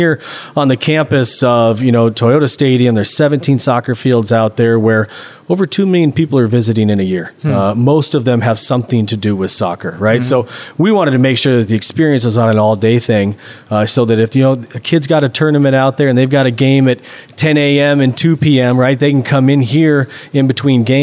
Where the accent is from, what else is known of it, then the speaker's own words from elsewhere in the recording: Nebraska, United States; moved away as an adult; I'm from Nebraska, played in high school, college